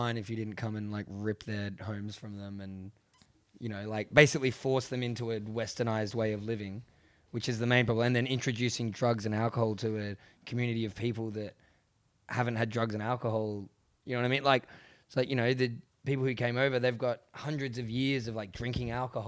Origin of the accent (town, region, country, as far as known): Australia